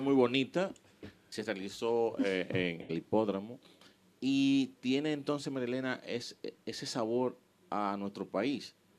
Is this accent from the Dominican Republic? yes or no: yes; Miches, El Seibo, Dominican Republic; yo nací en Miches